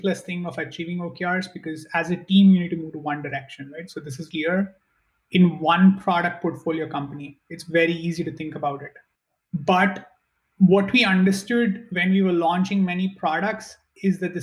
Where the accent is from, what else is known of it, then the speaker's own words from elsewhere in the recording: India; moved away as an adult; now in United States; I'm originally from India